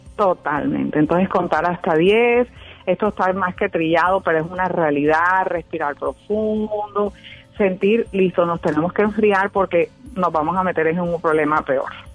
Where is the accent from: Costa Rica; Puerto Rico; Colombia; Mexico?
Colombia; Barranquilla, Atlántico; Soy de Barranquilla, Colombia.